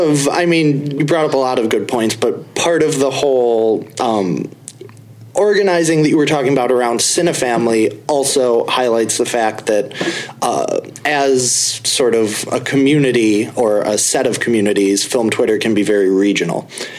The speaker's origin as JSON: {"language": "English", "region": "Midwest", "country": "United States", "said": "I am from the Midwest"}